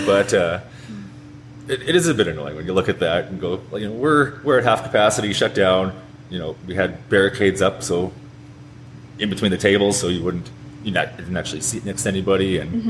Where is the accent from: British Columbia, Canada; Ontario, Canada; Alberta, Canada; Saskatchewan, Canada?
Saskatchewan, Canada; St. Walburg; grew up in St. Walburg, Saskatchewan, so only about an hour from here.